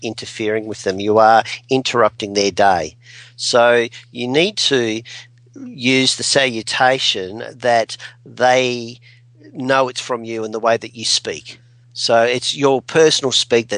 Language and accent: English; Adelaide, South Australia, Australia; Here I'm from Adelaide